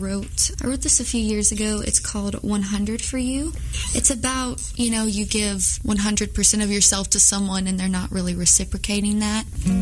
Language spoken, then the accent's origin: English; Fort Worth, Texas, United States; also born or lived in Liberty, United States / Nashville, United States; now in Biloxi, United States; Yes, I was born in Liberty. I didn't get to spend a ton of time here because we were always moving around. Lived in Nashville a few years, primarily grew up in Fort Worth, Texas, and am currently living in Biloxi, Mississippi.